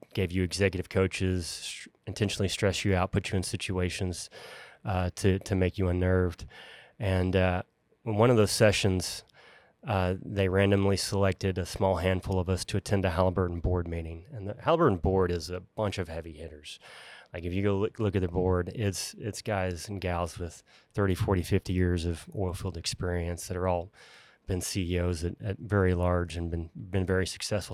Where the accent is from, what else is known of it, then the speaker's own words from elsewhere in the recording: Houston, Texas, United States; now in Dallas, United States; I was born in Houston, uh, currently live in Dallas, but, uh, like any good Bofill Services Hand, Houston was where I'm originally from